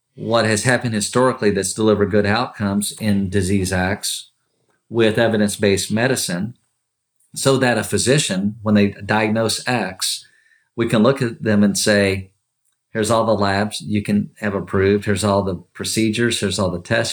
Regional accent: Kentucky, United States; growing up in Kentucky, born and raised from Kentucky

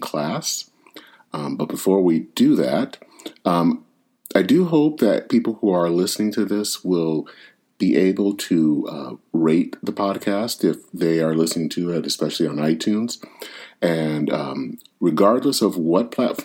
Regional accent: Flint, Michigan, United States; I hail from Flint, Michigan.

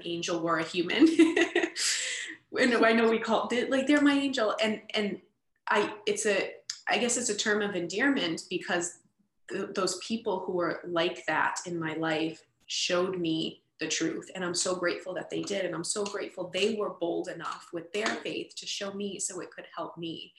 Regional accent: Boston, Massachusetts, United States; I grew up in Boston and went into foster care around age 13

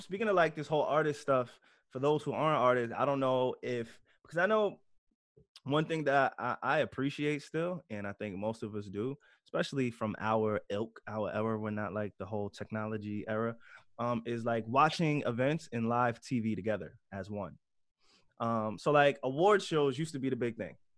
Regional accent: New York, United States; we're all from New York

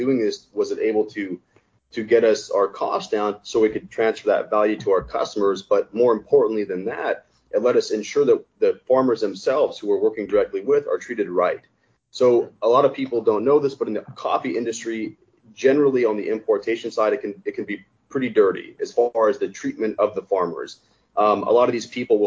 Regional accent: the West, United States; I'm from the West, born and raised.

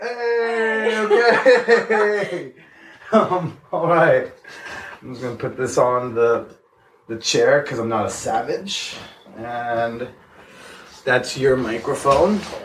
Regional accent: New Jersey, United States; moved away; I'm actually gonna be in Jersey soon, in the dirty Jers, in my home state

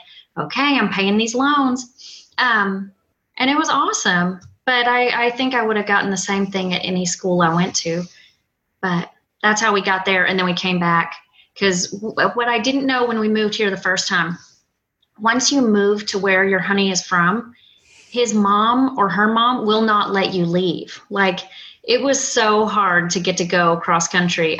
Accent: Arkansas, United States; now in Vermont, United States; I grew up in Arkansas

